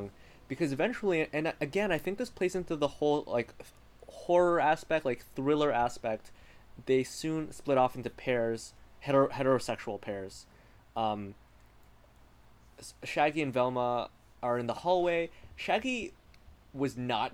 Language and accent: English; Canada; I hail from a bilingual country where like French words are very often pronounced the way that they are pronounced in French